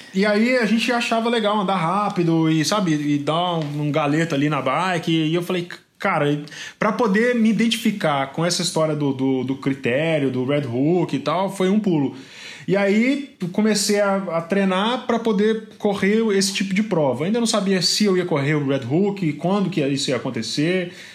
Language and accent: Portuguese; Mariana, Minas Gerais, Brazil; moved away as an adult; also born or lived in Belo Horizonte; now in São Paulo, Brazil; Eu sou do interior de Minas, né? Eu sou de Mariana